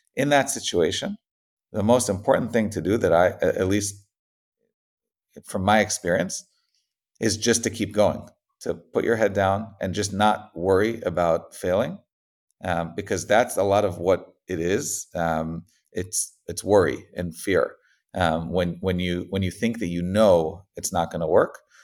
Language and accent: English; Israel; moved away as an adult; also born or lived in United States; I grew up in Israel, um, got a, then, then moved to the States